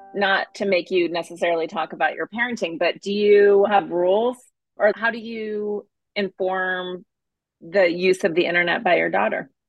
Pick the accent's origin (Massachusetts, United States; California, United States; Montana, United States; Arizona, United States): Montana, United States; I grew up in Montana